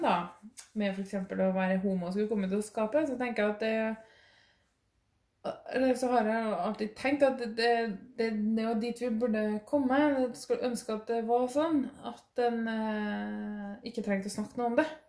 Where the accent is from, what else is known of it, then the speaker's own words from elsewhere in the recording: Norway; jeg er norsk i Norge, og eh, snakker norsk